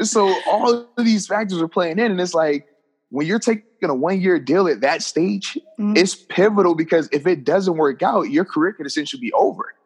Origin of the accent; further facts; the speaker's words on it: Virginia, United States; a football camp that I would host in my hometown in the uh, area of Virginia